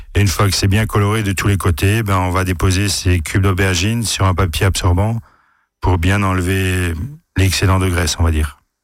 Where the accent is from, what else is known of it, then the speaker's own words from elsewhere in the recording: Alsace, Grand Est, France; chez nous en Alsace